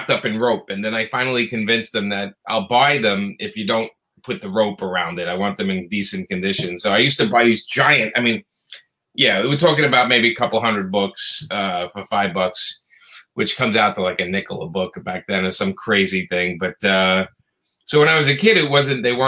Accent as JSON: {"language": "English", "town": "New York City", "region": "New York", "country": "United States", "tie": "born or raised there", "accent": "Brooklyn", "moved": "yes", "lives_now": "Florida, United States", "said": "I grew up in Brooklyn, New York, if you can't tell from the accent."}